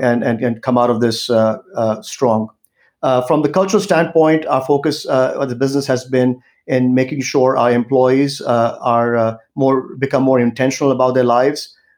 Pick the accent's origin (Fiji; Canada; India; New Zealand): India; now in United States; especially in India, since I'm originally from India